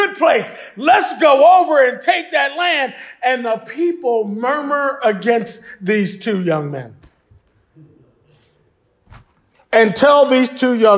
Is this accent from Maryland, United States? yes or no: no; Philadelphia, Pennsylvania, United States; I grew up Baptist in Philadelphia